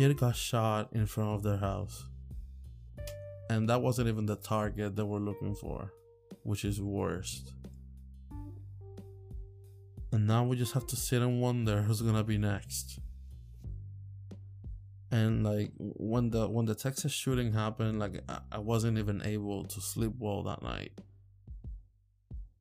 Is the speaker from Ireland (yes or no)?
no; Puerto Rico; now in Virginia, United States; I come from Puerto Rico